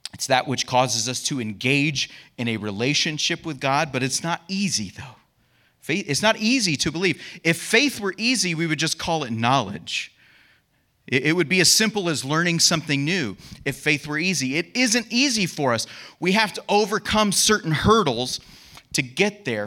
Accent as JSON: {"language": "English", "country": "United States", "said": "being an American"}